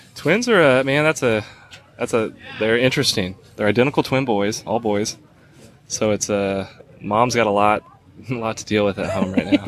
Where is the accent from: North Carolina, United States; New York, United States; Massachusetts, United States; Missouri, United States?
Missouri, United States; Southwest; moved away as an adult; also born or lived in Colorado; I'm originally from Southwest Missouri, um, but for about a I don't know ten year stretch prior to moving back home, uh, lived out in Colorado